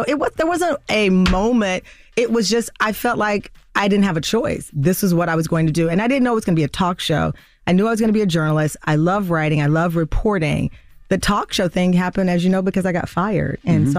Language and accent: English; the South, United States; I can't play spades, and I'm from the South. I'm embarrassed.